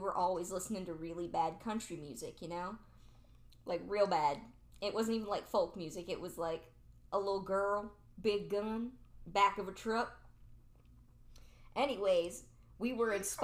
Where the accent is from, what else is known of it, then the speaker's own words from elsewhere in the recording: Alliance, Ohio, United States; I was born in Alliance, Ohio